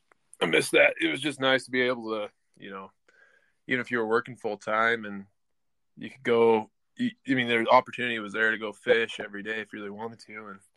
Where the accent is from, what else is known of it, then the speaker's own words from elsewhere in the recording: Franktown, Colorado, United States; moved away; also born or lived in Texas / Montana; I'm from Franktown, Colorado, originally. I'm kind of bounced around, been rodeoing since I was 14